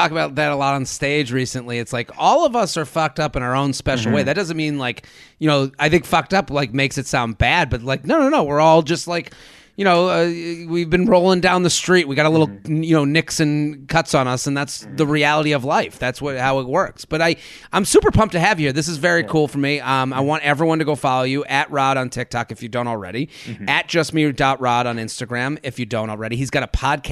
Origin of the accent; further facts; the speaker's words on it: Needham, Massachusetts, United States; I'm from Boston, they go, oh, so in Southie? No, it's called Needham. It's a suburb where it was pretty idyllic